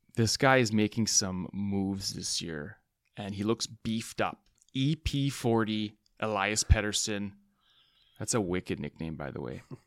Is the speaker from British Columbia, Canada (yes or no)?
yes; Vancouver, British Columbia, Canada; we're from Van City here